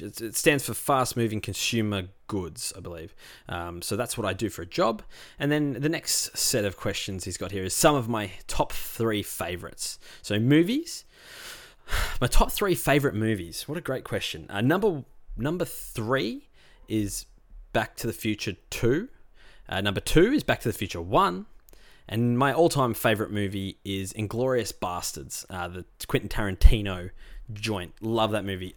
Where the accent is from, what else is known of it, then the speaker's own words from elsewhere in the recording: Rosebud, Victoria, Australia; I grew up on the Mornington Peninsula is the next question, um, down in Rosebud.